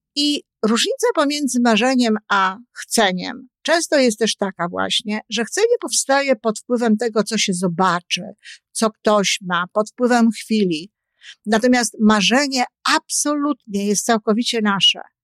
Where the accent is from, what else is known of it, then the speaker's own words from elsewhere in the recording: Poland; ja się wychowywałam w okresie PRL-u